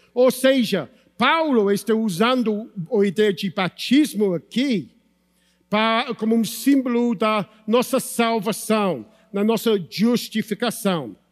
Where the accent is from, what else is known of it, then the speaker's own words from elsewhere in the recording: United Kingdom; Portuguese is a second language; moved away; Sou britânico